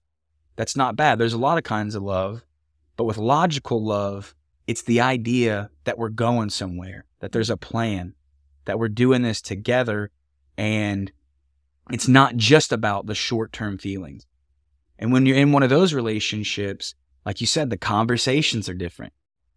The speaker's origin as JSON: {"language": "English", "region": "Ohio", "country": "United States", "said": "You're from Portugal. I'm from Redneckville, Ohio. We do not have gondolas."}